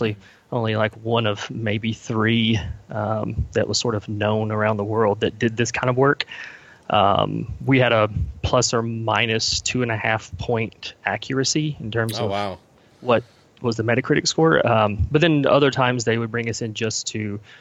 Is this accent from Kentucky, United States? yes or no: yes; Kentucky, United States; So I'm from Kentucky. Born and raised here, still live here currently